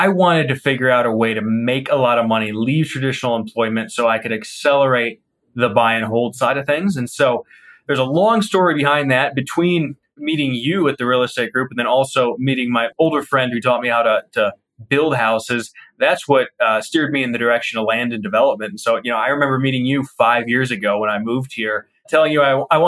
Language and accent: English; Ohio, United States; now in Colorado, United States; originally from Ohio